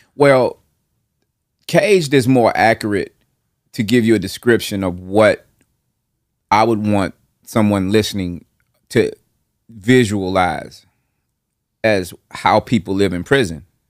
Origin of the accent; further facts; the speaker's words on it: Nashville, Tennessee, United States; from that Nolansville, Hardin Place area to, uh, Northeast Nashville, Parkwood Estates. And from, like, five, six, all the way up to eighteen, that was where I lived